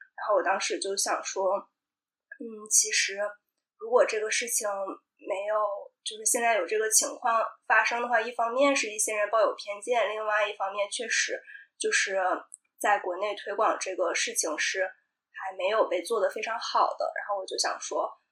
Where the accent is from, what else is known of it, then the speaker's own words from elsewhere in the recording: China; also born or lived in Canada; 我父母是很典型的那种超级节俭的中国人